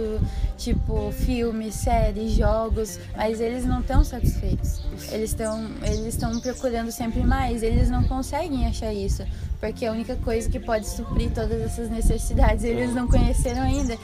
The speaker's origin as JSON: {"language": "Portuguese", "region": "Santa Catarina", "country": "Brazil", "said": "eu sou de Tesbarra, Santa Catarina"}